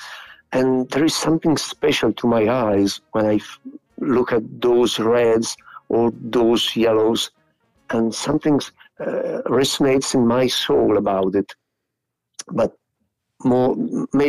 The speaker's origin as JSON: {"language": "English", "town": "Piacenza", "region": "Emilia-Romagna", "country": "Italy", "tie": "born or raised there", "second_language": "English", "said": "my hometown. That, as you said, it is a very small city"}